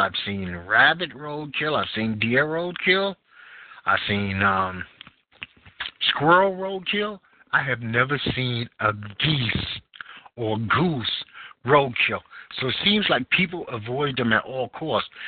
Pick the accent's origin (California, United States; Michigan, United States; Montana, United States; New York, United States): New York, United States; New York City; being a New Yorker